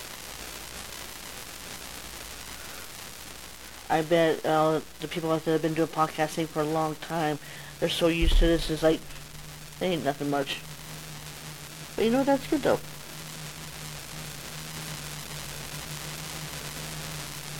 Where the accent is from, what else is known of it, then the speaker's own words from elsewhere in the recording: Colorado Springs, Colorado, United States; I'm from Colorado Springs, Colorado.